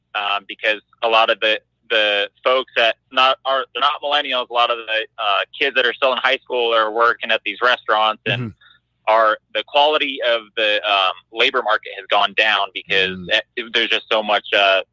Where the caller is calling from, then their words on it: Denver, Colorado, United States; calling from Denver, Colorado.